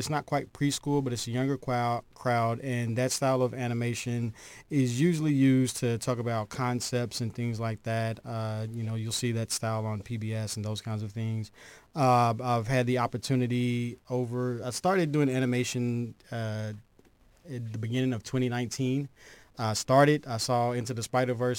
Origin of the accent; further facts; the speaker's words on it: Lexington, Kentucky, United States; also born or lived in Georgia; I'm from Lexington, Kentucky